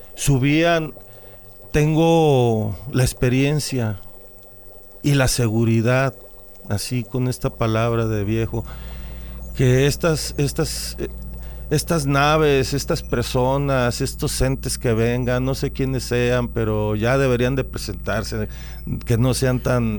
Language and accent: Spanish; Jalisco, Mexico; yo nací aquí en un rancho, de aquí de Jalisco, soy de Jalisco, pero estoy registrado en Guadalajara